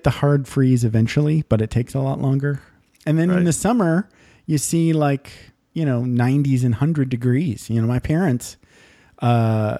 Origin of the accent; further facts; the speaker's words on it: Upper Michigan, United States; moved away; I grew up in Upper Michigan, so I know cold too